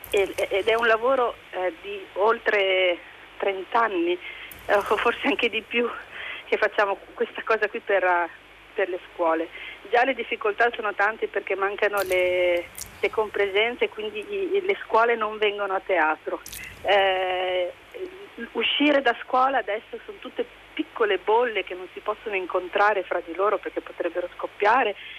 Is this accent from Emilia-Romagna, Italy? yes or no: yes; Ravenna, Emilia-Romagna, Italy; sono di Ravenna e lavoro con un ente teatrale